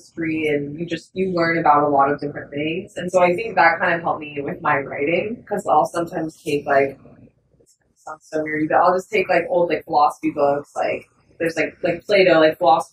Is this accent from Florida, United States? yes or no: no; Denton, Texas, United States; also born or lived in St. Louis, Missouri / San Marcos, Texas / Austin, Texas; So I was born in St. Louis, Missouri. Moved to Texas when I was like 2. I'm from Denton, Texas, kind of north of Dallas area